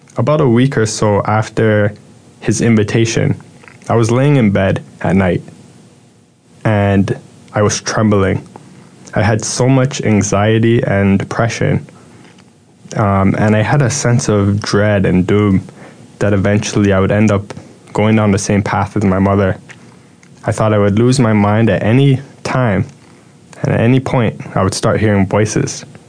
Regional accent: Toronto, Ontario, Canada; I was born in Toronto, Canada

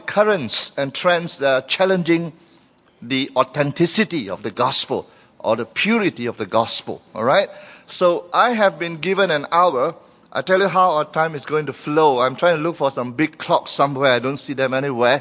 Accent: Malaysia

